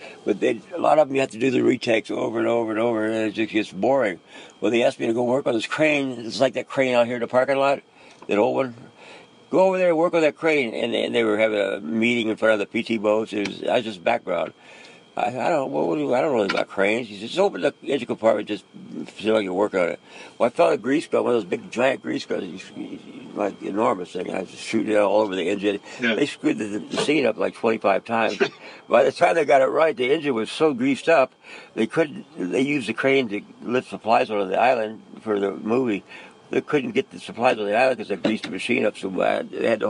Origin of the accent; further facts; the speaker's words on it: Philadelphia, Pennsylvania, United States; born there; also born or lived in Key West, United States / Newport, United States / Groton, United States / Huntington Beach, United States; No, I was born in Philadelphia.